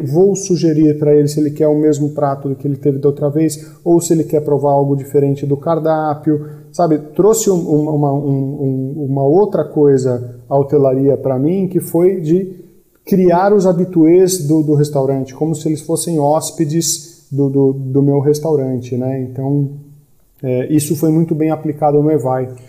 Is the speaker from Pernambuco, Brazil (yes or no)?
no; São Paulo, Brazil; also born or lived in Florianópolis; eu sou de São Paulo, capital.